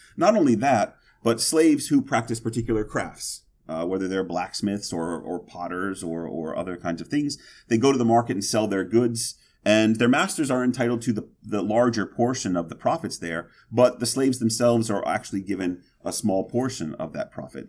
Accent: Mississippi, United States; I'm from Mississippi

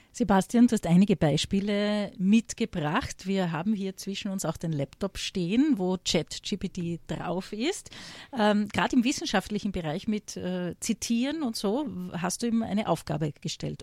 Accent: Graz, Styria, Austria; steirisch betrifft mich. Ich komme aus Graz

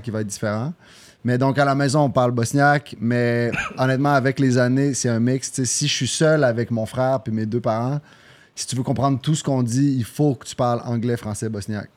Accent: Quebec City, Quebec, Canada; je suis né au Québec, à Québec, mais mes deux parents viennent de, Sarajevo

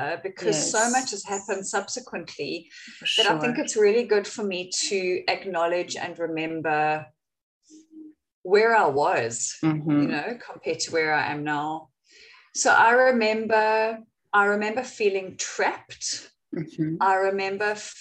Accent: Windhoek, Khomas, Namibia; moved away as an adult; also born or lived in Cape Town, South Africa; I was born in Cape Town, even though I grew up in Namibia

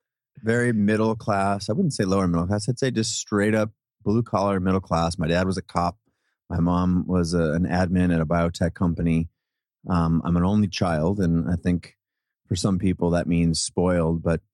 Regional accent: Seattle, Washington, United States; I grew up in Seattle, born and raised in Seattle.

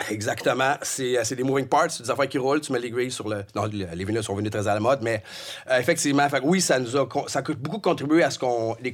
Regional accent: Beloeil, Quebec, Canada; also born or lived in Longueuil / Montreal; Je viens de belle oeil Oui, capitale de la vallée du Richelieu. Oui. Ma mère a fait construire sa maison là en 62. Elle, y est toujours d'ailleurs. Alors, euh, je suis né là. J'ai été à l'école, ça rive sud.

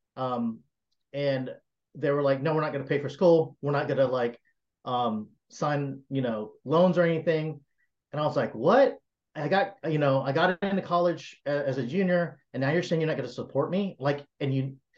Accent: South Carolina, United States; I was raised, born and raised in South Carolina

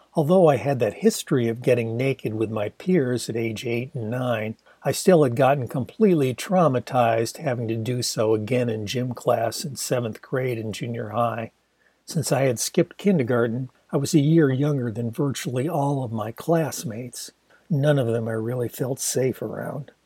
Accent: Ann Arbor, Michigan, United States; in my hometown of Ann Arbor

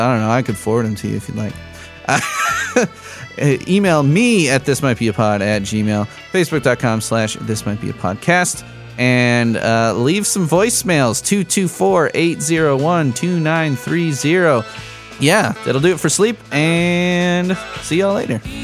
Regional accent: Chicago, Illinois, United States; moved away; He grew up in Chicago with me. I'm from Chicago originally

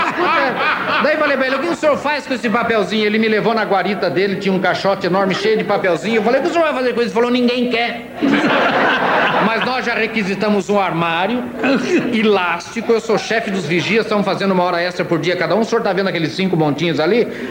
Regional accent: Sorocaba, São Paulo, Brazil; eu sou de Sorocaba, do interior de São Paulo. Eu, caipira

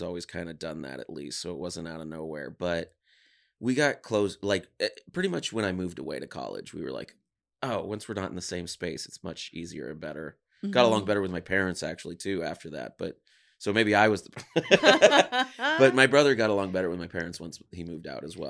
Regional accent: Los Angeles, California, United States; Mm-hmm. In Mar Vista, yeah.

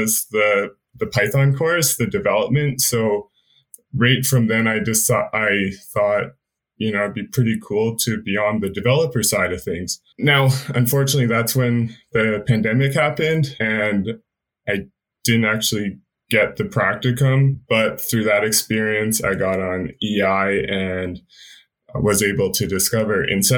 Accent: Calgary, Alberta, Canada; I was born and raised in Calgary.

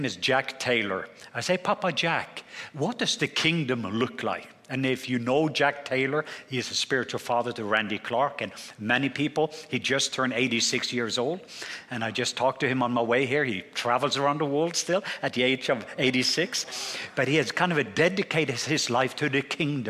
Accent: southwest Norway, Norway; accent: southern; I'm from the southwest part of Norway.

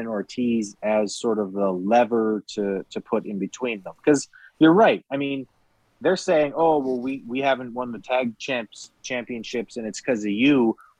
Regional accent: East Los Angeles, California, United States; born there; That's right. I was born in East LA.

